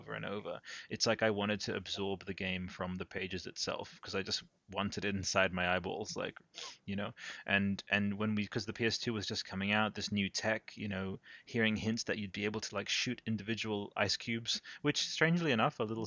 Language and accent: English; Italy; moved away; I grew up in Italy